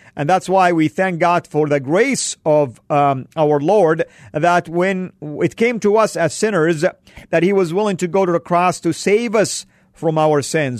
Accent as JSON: {"language": "English", "country": "Saudi Arabia", "tie": "born or raised there", "moved": "yes", "said": "Where I grew up in Saudi, it's an ultra-conservative school"}